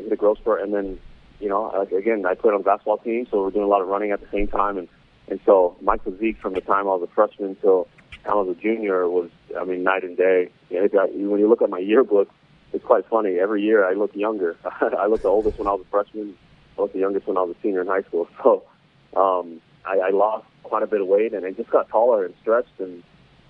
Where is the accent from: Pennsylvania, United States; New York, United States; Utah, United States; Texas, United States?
Utah, United States; Salt Lake City; I grew up right in Salt Lake